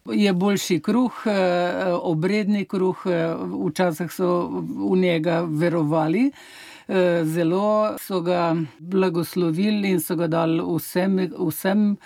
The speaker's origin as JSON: {"language": "Slovenian", "town": "Struge", "region": "Central Slovenia", "country": "Slovenia", "said": "jaz prihajam iz Struk, naprej 12 km od pred Struk, tukaj je dobre polje, pa pri nas eh, ga nismo pekli"}